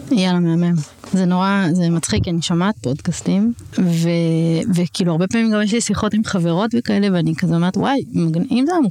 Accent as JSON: {"language": "Hebrew", "town": "Jerusalem", "region": "Jerusalem District", "country": "Israel", "said": "אני כזה די ירושלמית, נולדתי שם, ואז ההורים שלי עברו ליישוב, להתנחלות. אני גתל\"שית, אז אה, זה המקום שלי."}